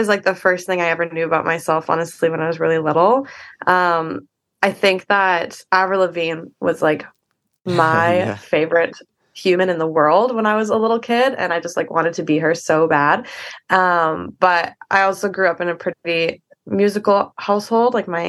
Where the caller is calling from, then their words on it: Vancouver, British Columbia, Canada; I am at my place in Vancouver. I'm just sitting literally on my bedroom floor.